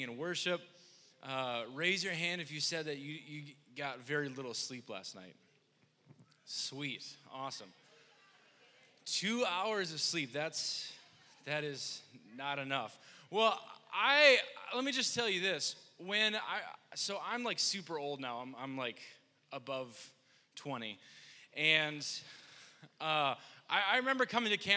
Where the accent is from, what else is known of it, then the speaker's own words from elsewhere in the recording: Wisconsin, United States; I'm from Wisconsin